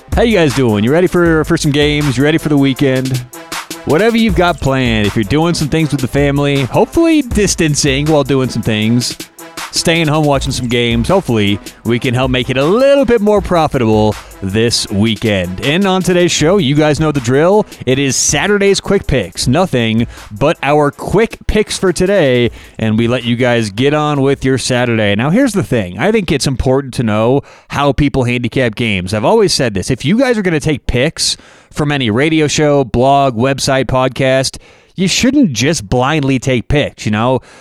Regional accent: Denver, Colorado, United States; I'm from Denver.

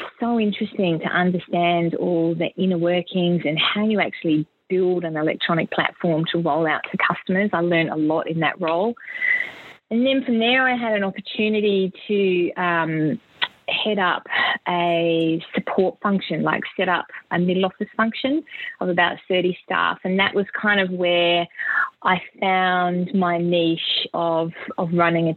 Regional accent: South Australia, Australia; growing up in South Australia

